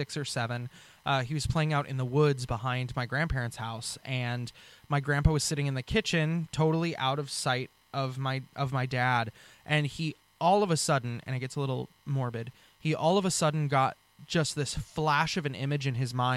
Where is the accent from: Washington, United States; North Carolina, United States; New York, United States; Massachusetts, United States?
Washington, United States; Western; also born or lived in Bellevue / Carnation / Burien / Federal Way; I'm actually from Washington State. I grew up in Western Washington from birth, born and raised in Bellevue